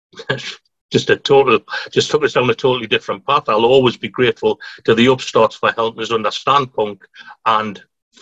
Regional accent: Newcastle upon Tyne, North East England, United Kingdom; I'm not a Macam, so I'm a Geordie

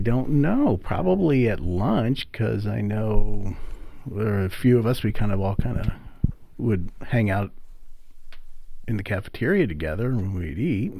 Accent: Lock Haven, Pennsylvania, United States; I grew up in Lock Haven.

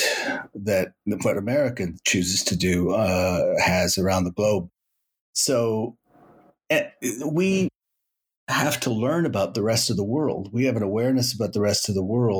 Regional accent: Toronto, Ontario, Canada; also born or lived in Los Angeles, United States; I come from Toronto where you walk places

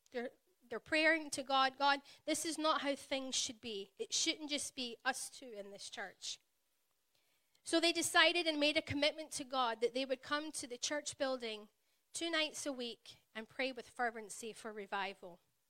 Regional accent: Glasgow, Scotland, United Kingdom; accent: Glaswegian; It's known as the Glaswegian accent, and it is one of a kind. And if you've ever been to Glasgow, or anywhere in Scotland, really, I do slow my accent down when I come here. I know as soon as I step foot back home, it will start to get thicker.

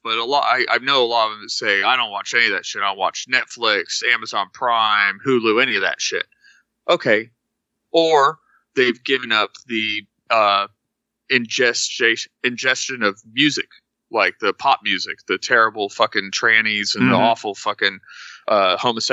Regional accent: Texas, United States; I grew up in Texas

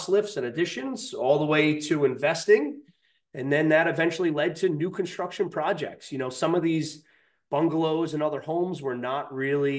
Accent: Highlands, New Jersey, United States; we're from Highlands. We're used to water being there.

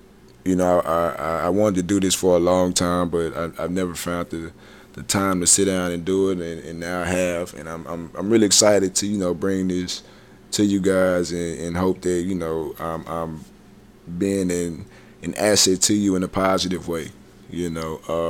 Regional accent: Dallas, Texas, United States; also born or lived in Memphis, Tennessee; I played my last college game in my hometown in the Cotton Bowl.

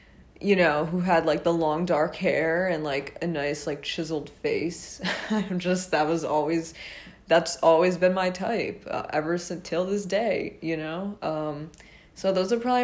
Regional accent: Rhode Island, United States; I am from Rhode Island

